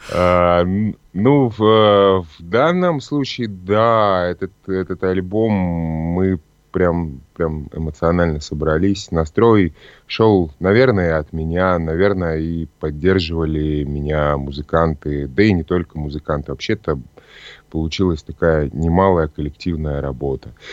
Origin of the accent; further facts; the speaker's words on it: Novokuznetsk, Kemerovo Oblast, Russia; moved away as an adult; also born or lived in Novosibirsk; now in Saint Petersburg, Russia; я родился в Новокузнецке, это Кемеровская область. Потом э, жил в Новосибирске некоторое время